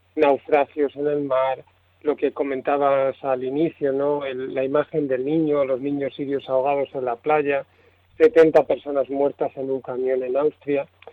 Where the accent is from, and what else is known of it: Spain